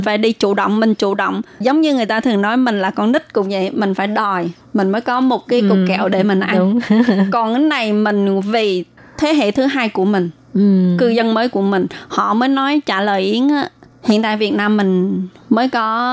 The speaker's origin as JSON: {"language": "Vietnamese", "country": "Vietnam", "moved": "as an adult", "lives_now": "Taiwan", "said": "Mình đều là người Việt Nam"}